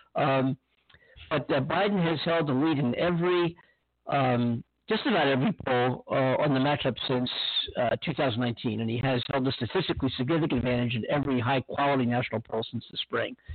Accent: Pennsylvania, United States; moved away; Pennsylvania, my hometown, my home state

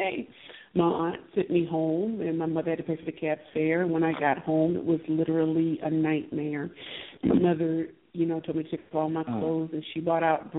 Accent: St. Louis, Missouri, United States; I am from St. Louis, Missouri

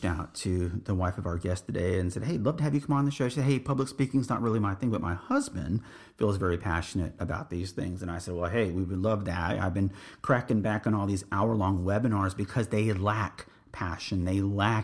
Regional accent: San Antonio, Texas, United States; also born or lived in Laredo, Texas; I grew up in the Northeast military community of San Antonio, Texas

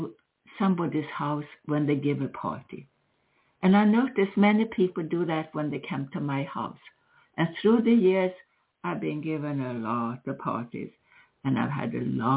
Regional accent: Sweden; moved away; I grew up with Christmas in Sweden

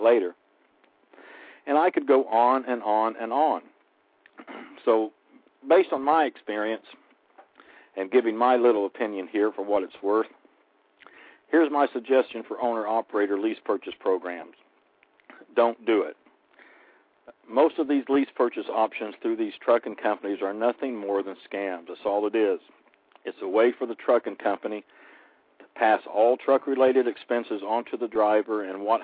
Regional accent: Oklahoma, United States; my home state, Oklahoma

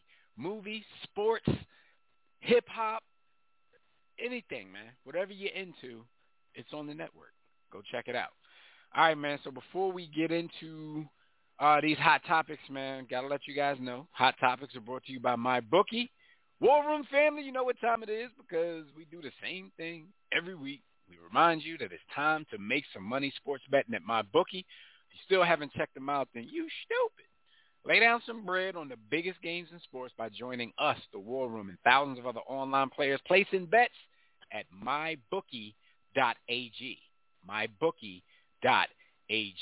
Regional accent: Philadelphia, Pennsylvania, United States; shout out to my hometown

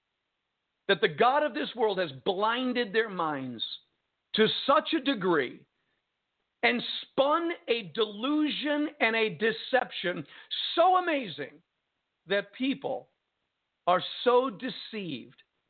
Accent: United States; as American citizens

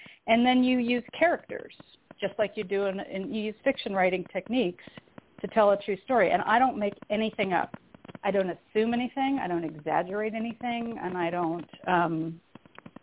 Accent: San Diego, California, United States; also born or lived in Canada / North Adams, Massachusetts; I was born in Canada, but I consider San Diego my hometown because that's where I grew up

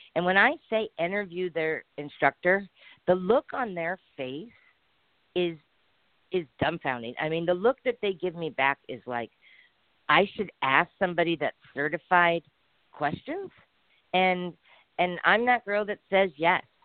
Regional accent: San Diego, California, United States; I came from San Diego, California

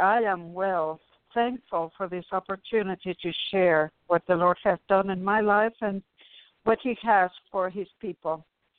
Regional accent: Cuba; when I came from Cuba, I was almost immediately tricked into witchcraft.

